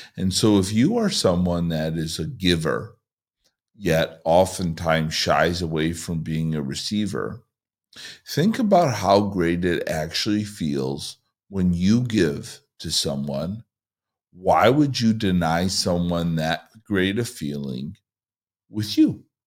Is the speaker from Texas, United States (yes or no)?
no; Chicago, Illinois, United States; moved away as an adult; now in Southern California, United States; I moved here from Chicago for a year and a half ago, where I lived in a one-mile radius basically my entire life.